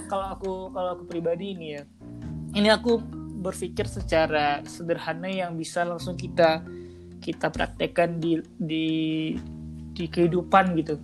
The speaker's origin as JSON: {"language": "Indonesian", "area": "Minang", "region": "West Sumatra", "country": "Indonesia", "tie": "born or raised there", "said": "aku itu uh, lahir di Minang"}